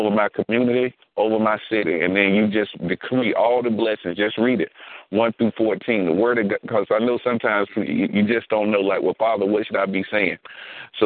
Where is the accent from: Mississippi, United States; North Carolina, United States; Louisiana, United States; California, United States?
North Carolina, United States; Louisburg; I'm from Lewisburg